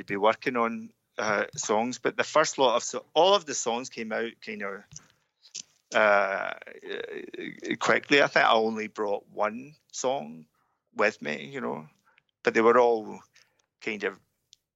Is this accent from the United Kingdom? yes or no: yes; Scotland, United Kingdom; being Scottish